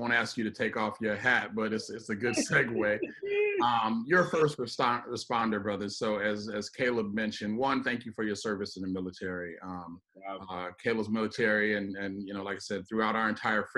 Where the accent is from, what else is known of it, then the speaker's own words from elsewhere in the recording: Midwest, United States; I'm from the Midwest